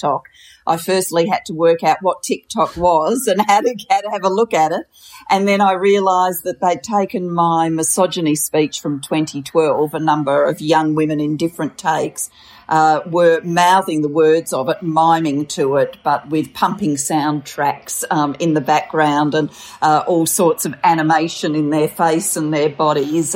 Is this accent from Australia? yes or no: yes; Australia; also born or lived in Wales; I was born in Wales. My parents decided to migrate to Australia when I was a four-year-old and my sister was a seven-year-old